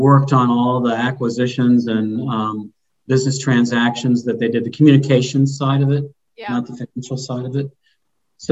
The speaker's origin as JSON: {"language": "English", "town": "Youngstown", "region": "Ohio", "country": "United States", "moved": "yes", "lives_now": "Columbus, United States", "said": "I've been here 40 years. I'm from Youngstown."}